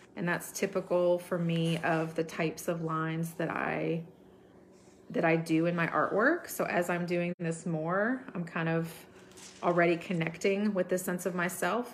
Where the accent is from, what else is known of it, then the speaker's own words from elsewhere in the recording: United States; growing up in America